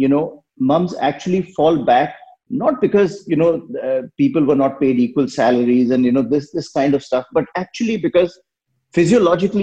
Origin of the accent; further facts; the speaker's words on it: India; moved away; I grew up in India and I've worked everywhere and lived in many parts of the world.